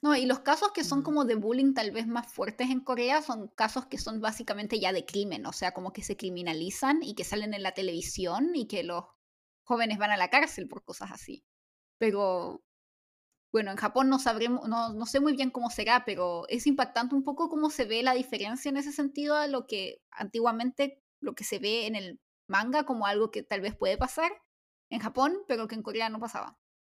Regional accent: Chile; now in South Korea; soy chilena

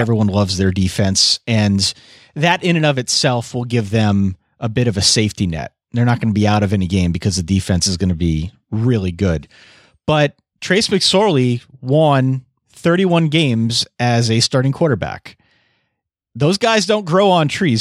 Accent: Eastern Pennsylvania, United States; accent: Eastern Pennsylvania; my Eastern Pennsylvania accent

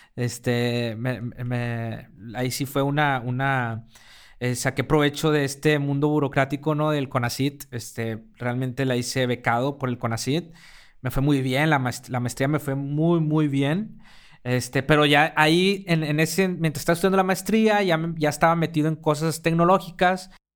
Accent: Mexico; also born or lived in Mexico City; los mexicanos

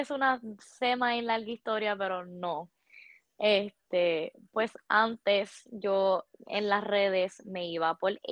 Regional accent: San Juan, Puerto Rico; Yo soy de San Juan.

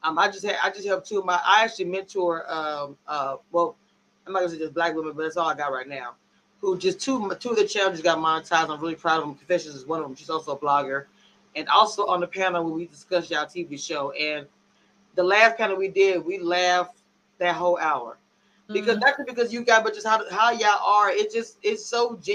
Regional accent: Louisiana, United States; I'm from Louisiana

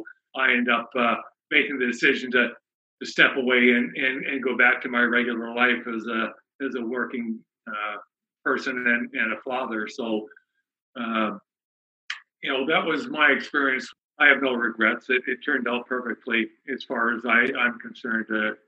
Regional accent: Canada; And as a Canadian, I thought the path that was going to be the easiest was hockey.

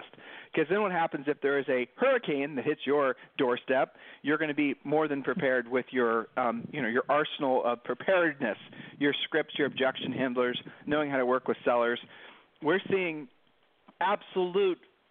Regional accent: Columbus, Ohio, United States; moved away as an adult; now in Puerto Rico; we're from the Midwest in Columbus, Ohio, and when we were growing up, you didn't get the day off from school

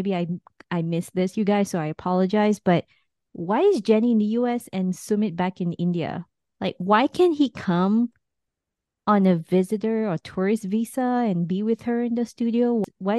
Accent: Ukraine; You know, you're from Moldova. I'm from Ukraine. Like, we're neighbors.

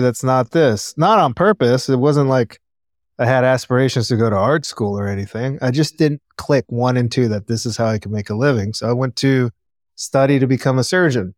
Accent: Los Angeles, California, United States; I grew up in Panorama City in the Valley. And I was born in Cedar Sinai, so I'm born and raised native Angelino.

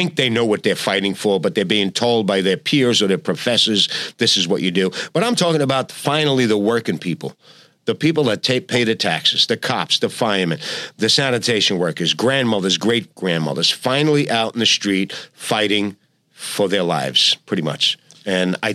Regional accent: New York City, New York, United States; I'm a New Yorker. We're New Yorkers.

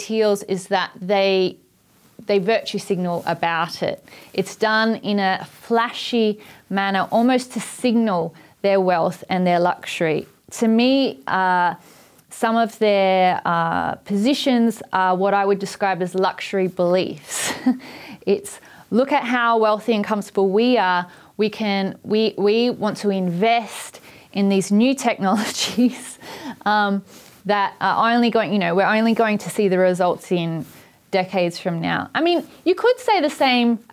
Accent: Port Adelaide, South Australia, Australia; when I was growing up in Port Adelaide

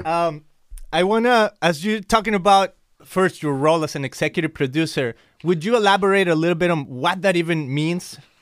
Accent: Mexico; English is a second language; I'm from Mexico, so I always excuse myself with my accent

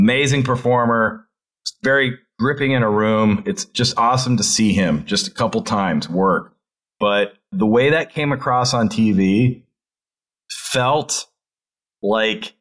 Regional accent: New Hampshire, United States; I'm from New Hampshire.

